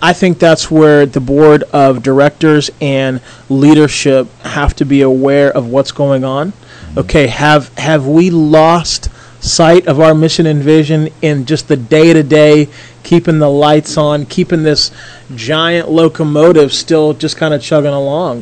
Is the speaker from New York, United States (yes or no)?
no; Philadelphia, Pennsylvania, United States; also born or lived in Toronto, Ontario; now in Indianapolis, United States; I was born in Philadelphia, Pennsylvania